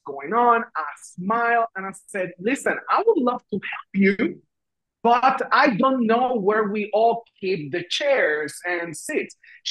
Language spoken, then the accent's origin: English; Puerto Rico; English is a second language; moved away as an adult; also born or lived in Washington, D.C.; when I moved from Puerto Rico, where I am originally from, to Washington, D.C., it was a culture shock because I learned I had an accent